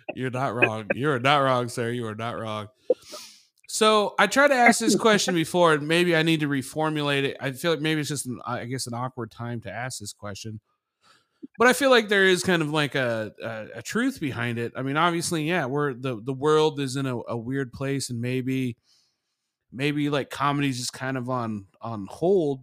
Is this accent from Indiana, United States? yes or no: yes; Indianapolis, Indiana, United States; I'm, I'm from there